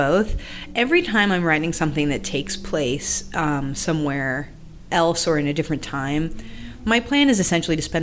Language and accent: English; Massachusetts, United States; I grew up in Massachusetts